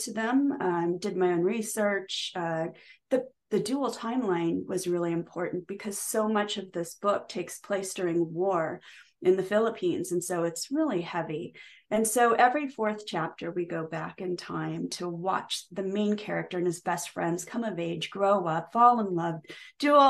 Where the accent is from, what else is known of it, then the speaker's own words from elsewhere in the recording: Nebraska, United States; I grew up in Nebraska from the age of 7